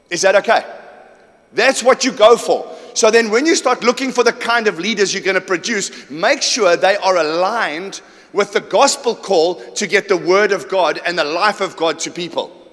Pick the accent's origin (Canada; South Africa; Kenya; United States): South Africa; Johannesburg, Gauteng; also born or lived in Port Shepstone / Kimberley / Durban; I'm from Johannesburg. I don't get your culture at all. I was born in Port Shepstone. I lived there for five years. I went to Kimberley. I went to Joburg. I came back to Durban.